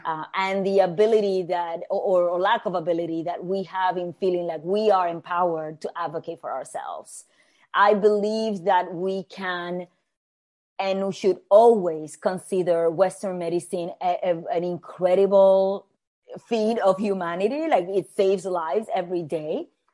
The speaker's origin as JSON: {"language": "English", "country": "Puerto Rico", "tie": "born or raised there", "also_born_or_lived": "New York City", "moved": "as an adult", "said": "I was born and raised in Puerto Rico, in the Caribbean."}